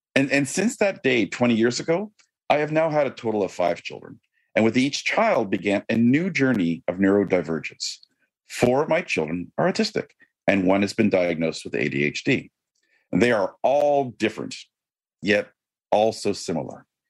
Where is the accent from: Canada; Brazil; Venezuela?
Canada; I am Canadian.